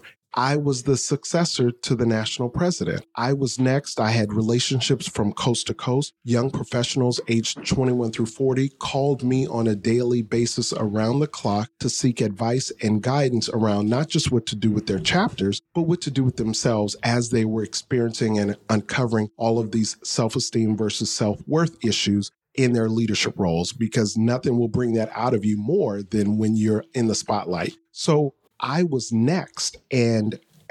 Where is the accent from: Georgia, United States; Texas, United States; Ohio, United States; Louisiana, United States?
Louisiana, United States; New Orleans; moved away as an adult; now in New York, United States; I grew up in New Orleans, so I must say it just like I'd say it in New Orleans.